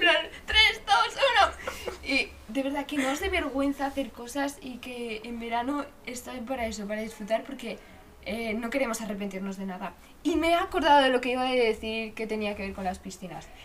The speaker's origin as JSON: {"language": "Spanish", "town": "Zaragoza", "region": "Aragon", "country": "Spain", "said": "somos de Zaragoza"}